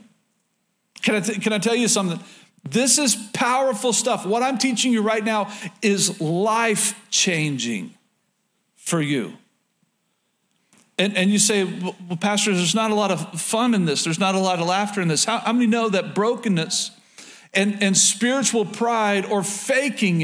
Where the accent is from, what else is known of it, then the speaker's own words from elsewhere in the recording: Oklahoma, United States; moved away as an adult; born and raised in Oklahoma